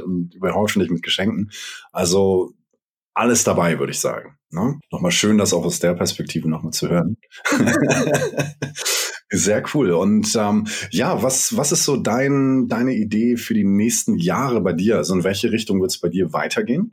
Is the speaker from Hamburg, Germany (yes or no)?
yes; Hamburg, Germany; ich bin ja Hamburger und bei uns regnet regnet das oft